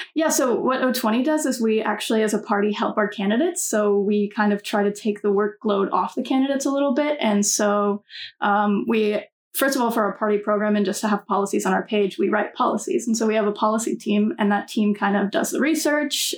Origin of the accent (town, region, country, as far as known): North Carolina, United States; moved away